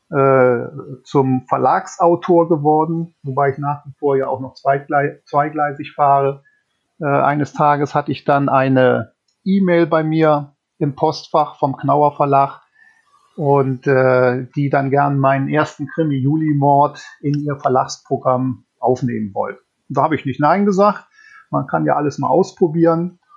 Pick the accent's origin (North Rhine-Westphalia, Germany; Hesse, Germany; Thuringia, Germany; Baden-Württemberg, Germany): North Rhine-Westphalia, Germany; Äh, tatsächlich aufgewachsen bin ich allerdings im Bergischen Land, also in der Nähe 50 Kilometer von Köln. Und dort bin ich auch zur Schule gegangen.